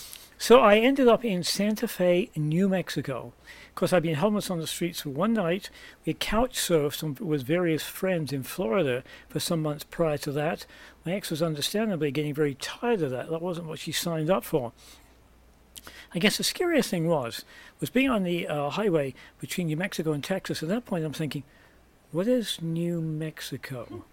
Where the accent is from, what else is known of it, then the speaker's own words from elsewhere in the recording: England, United Kingdom; moved away as an adult; now in United States; I came from England originally, as my accent may well give away, and came to the US in 1978 when I was 20 with $50 in my pocket and a one-way ticket.